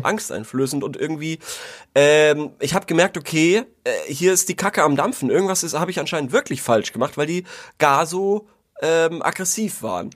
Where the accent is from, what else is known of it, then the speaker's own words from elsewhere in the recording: Würzburg, Bavaria, Germany; als Würzburger